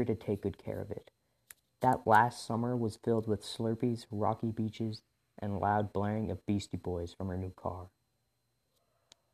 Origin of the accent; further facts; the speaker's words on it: Revelstoke, British Columbia, Canada; my hometown in Revelstoke, British Columbia